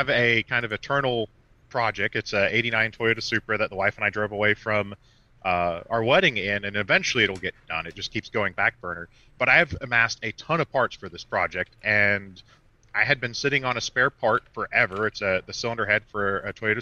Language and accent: English; Rockford, Illinois, United States; I grew up in Rockford, so you'd have snow a lot